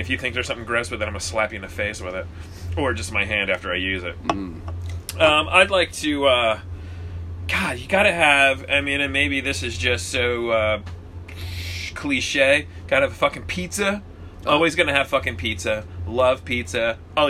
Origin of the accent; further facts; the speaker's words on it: New Jersey, United States; I'm from New Jersey. Grew up in a Pollock household.